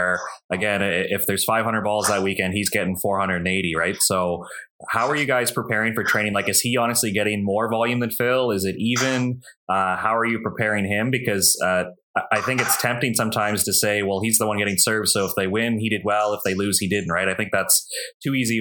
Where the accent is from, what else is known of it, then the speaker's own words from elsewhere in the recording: Canada; as a Canadian